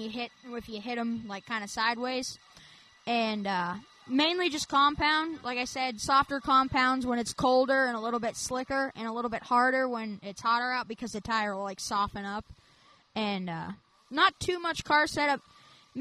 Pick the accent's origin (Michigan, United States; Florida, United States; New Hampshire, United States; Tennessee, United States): Tennessee, United States; Lewisburg; I'm from Southern Tennessee, Lewisburg in particular